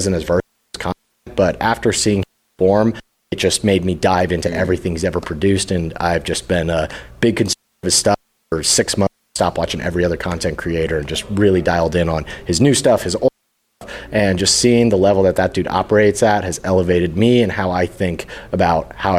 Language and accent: English; Las Vegas, Nevada, United States; I'm from Las Vegas.